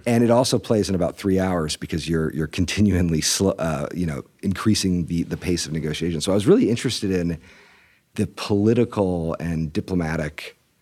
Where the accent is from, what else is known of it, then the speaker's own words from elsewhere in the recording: Fort Wayne, Indiana, United States; I grew up mostly in Fort Wayne, Indiana